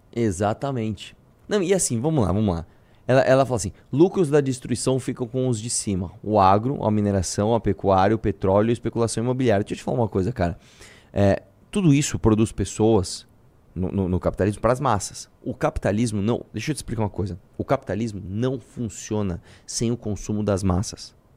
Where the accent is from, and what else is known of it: Brazil